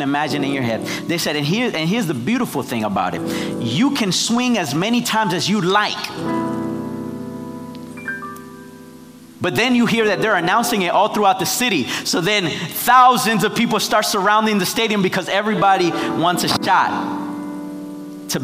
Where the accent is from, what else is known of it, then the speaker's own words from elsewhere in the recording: Nicaragua; moved away; I'm from Nicaragua